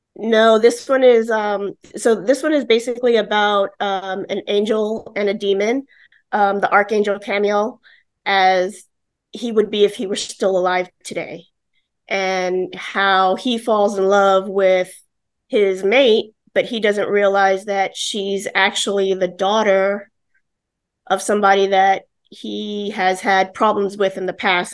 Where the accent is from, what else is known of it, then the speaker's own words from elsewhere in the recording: New York City, New York, United States; now in Florida, United States; I'm an Italian from the Bronx